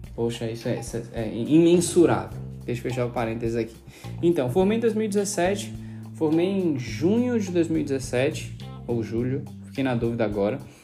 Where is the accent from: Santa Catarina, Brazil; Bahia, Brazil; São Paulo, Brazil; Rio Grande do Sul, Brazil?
Bahia, Brazil; Salvador; moved away; Nasci em Salvador, não precisa dizer o ano, né? Pra vocês não calcularem a minha idade. É, e cresci em Estela Mares